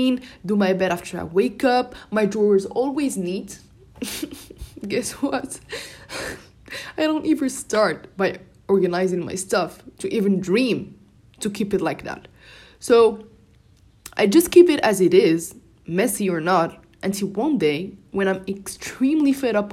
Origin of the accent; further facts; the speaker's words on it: Morocco; first language Moroccan Arabic (Darija); English is a second language; I was speaking my native language, Darija.